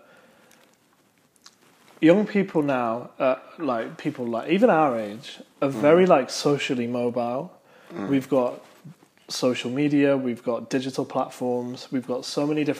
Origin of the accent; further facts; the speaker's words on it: United Kingdom; as a Brit that growing up